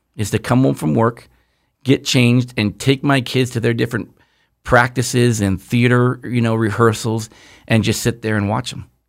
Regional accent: Southern California, United States; we grew up here in Southern California.

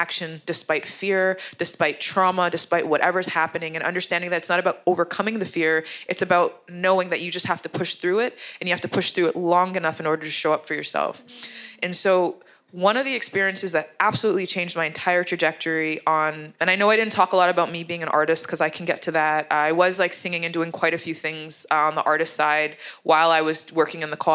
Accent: Canada; accent: English accent; also born or lived in Uganda; a black Canadian with Jamaican parents

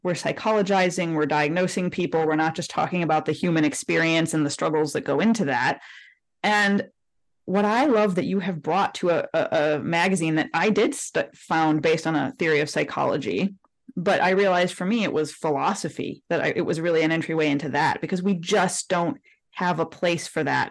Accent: Detroit, Michigan, United States; I'm from Detroit

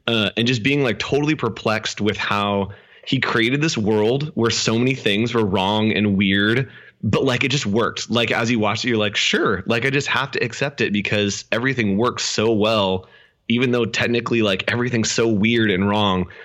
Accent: Sacramento, California, United States; also born or lived in El Dorado Hills, California; I grew up in Sacramento, California, um, up north, uh, Northern California

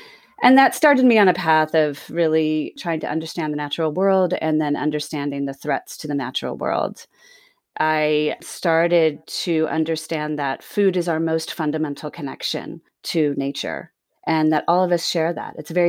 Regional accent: Bermuda; my mother was born and raised in Bermuda. I'm Bermudian, and I moved back there after college and after grad school

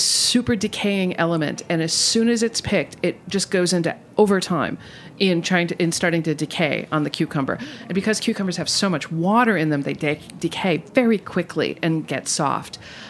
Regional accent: Midwest, United States; I'm from the Midwest, so I'm cheap and cheerful.

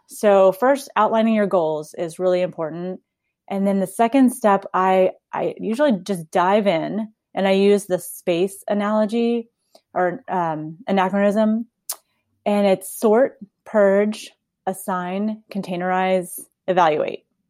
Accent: Texas, United States; also born or lived in South Carolina; I grew up here in Texas

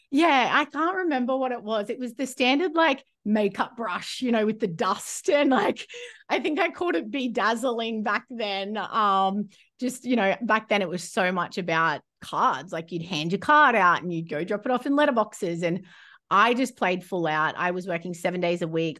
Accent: Rockhampton, Queensland, Australia; moved away as an adult; now in New Zealand; I'd only lived in Rocky since I moved there from a young age

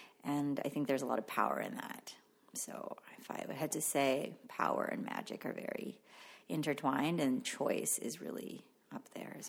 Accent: Philippines; first language Tagalog; English is a second language; I stopped speaking my mother tongue and adopted English. And to this day, I don't speak Tagalog anymore, but my parents speak to me in Tagalog and I understand it fluently, but I just don't speak it.

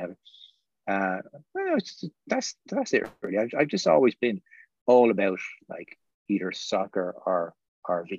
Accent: Slieveroo, Munster, Ireland; I grew up in Southern Ireland, like way down the other end of Ireland to where you grew up, down the other tip, in the middle of nowhere, in a small, tiny village in Waterford

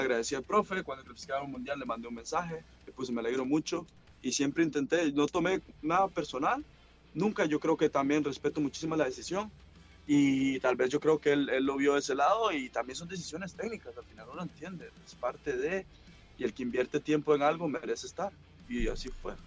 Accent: Liberia, Guanacaste, Costa Rica; moved away as an adult; now in Bochum, Germany; el lugar de donde salí, mi pueblo

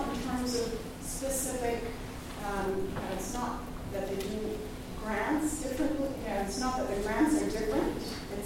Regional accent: United States; as an American

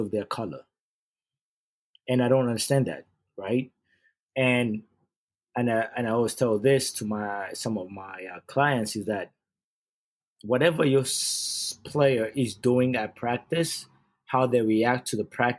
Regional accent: Uganda; moved away; I'm born and raised in Uganda

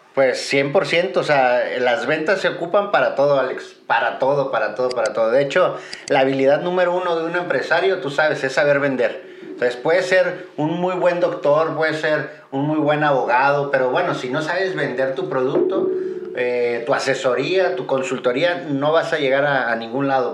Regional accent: Guadalajara, Jalisco, Mexico; soy de Guadalajara

